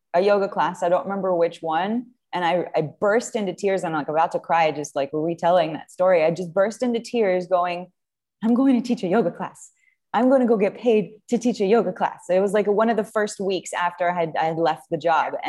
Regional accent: France; moved away as an adult; now in United States; I'm from France originally. And I came to the U.S. when I was 21 years old

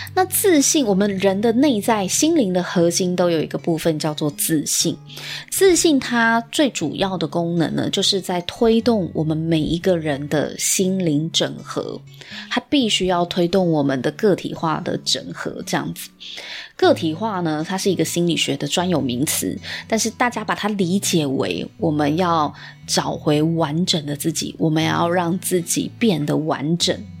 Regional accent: Taiwan; 我们台湾人的一个潜意识以及价值观

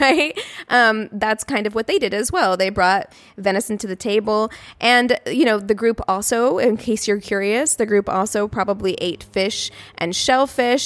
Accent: United States; we are American

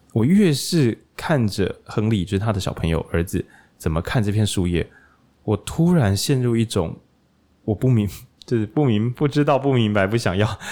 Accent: Taiwan; moved away; 我其实会有老家，然后在往台中其实的路上，就刚好经过那座我以前去上国中，一定会经过了一座小桥

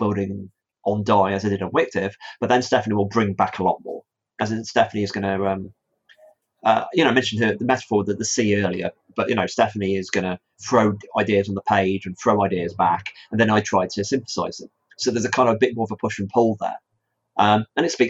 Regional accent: Stafford, West Midlands, United Kingdom; my hometown of Stafford

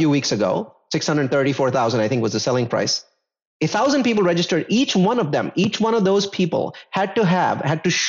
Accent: India; I come from India

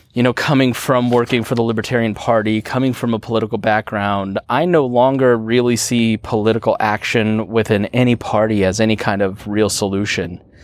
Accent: Plainfield, Indiana, United States; I grew up in Plainfield, Indiana

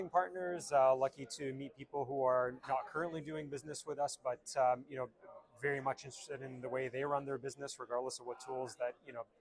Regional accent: Ottawa, Ontario, Canada; moved away as an adult; now in Sydney, Australia; So I was in Ottawa and then came over to Sydney

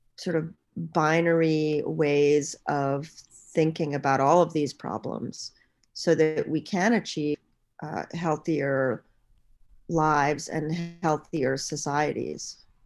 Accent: Bahamas; moved away; I'm from the Bahamas

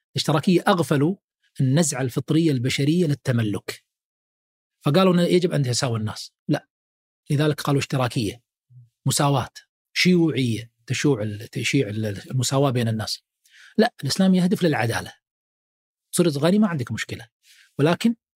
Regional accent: Kuwait; عندنا في الكويت

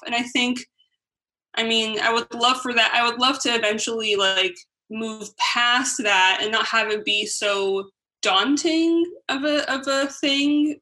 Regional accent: United States; being raised in America

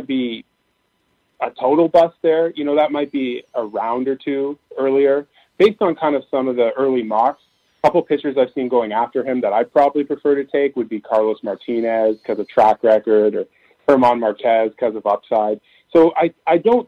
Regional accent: Canada; I'm a Canadian

